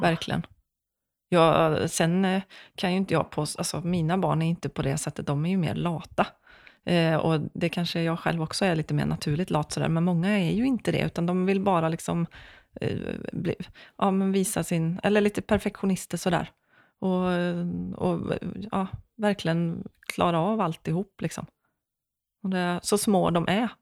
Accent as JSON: {"language": "Swedish", "town": "Vara", "region": "Västra Götaland", "country": "Sweden", "also_born_or_lived": "Skara", "moved": "as an adult", "lives_now": "Gothenburg, Sweden", "said": "jag är från Vara"}